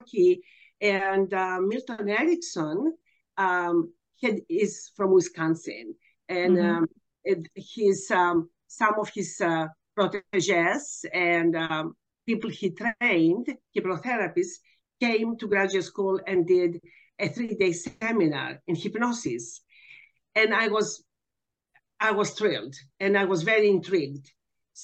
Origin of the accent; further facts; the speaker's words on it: Athens, Attica, Greece; now in Texas, United States; I am actually from Athens, Greece. I'm originally from Athens.